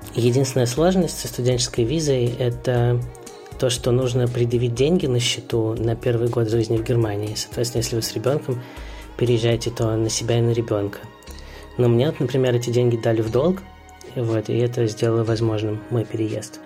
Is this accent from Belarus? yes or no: no; Moscow, Russia; moved away as an adult; now in Berlin, Germany; Я родился в Москве и в 2014 году переехал в Берлин.